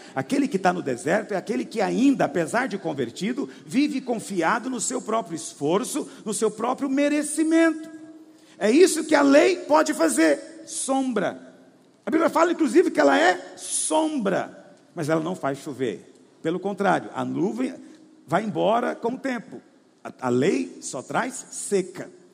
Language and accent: Portuguese; Goiás, Brazil; Eu sou caipira, eu falo para eles, eu sou de Goiás.